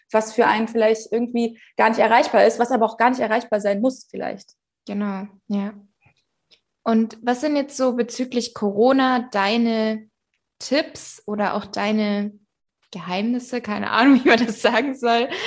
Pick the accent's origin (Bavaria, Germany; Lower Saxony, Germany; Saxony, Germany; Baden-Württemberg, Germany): Bavaria, Germany; weil ich komme ja aus der Nähe von München